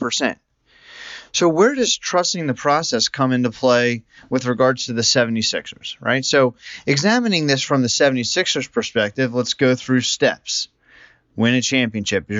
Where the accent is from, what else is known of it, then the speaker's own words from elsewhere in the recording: Philadelphia, Pennsylvania, United States; As a native Philadelphian